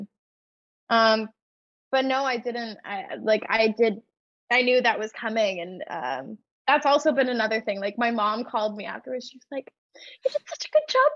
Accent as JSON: {"language": "English", "town": "Toronto", "region": "Ontario", "country": "Canada", "tie": "born or raised there", "said": "they filmed it in my hometown"}